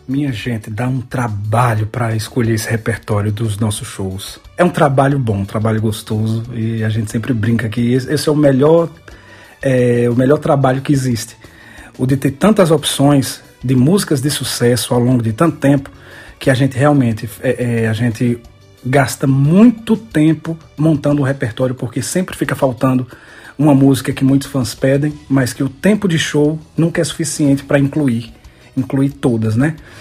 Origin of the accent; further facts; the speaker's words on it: interior of Bahia, Brazil; moved away as an adult; now in Salgueiro, Brazil; lá na minha cidade no interior da Bahia